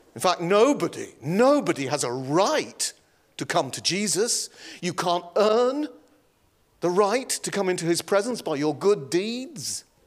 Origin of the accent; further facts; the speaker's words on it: Yorkshire and the Humber, United Kingdom; moved away; I was raised in the county